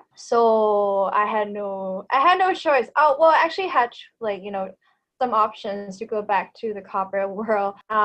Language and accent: English; Bangkok, Thailand; first language Thai; English is a second language; also born or lived in Vancouver, Canada / Victoria, Canada; I am a native Thai speaker. I was born and raised in Bangkok.